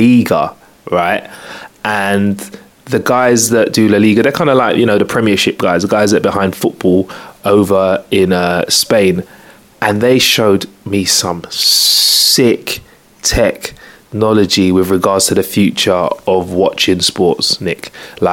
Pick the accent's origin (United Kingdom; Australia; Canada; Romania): United Kingdom; We're British people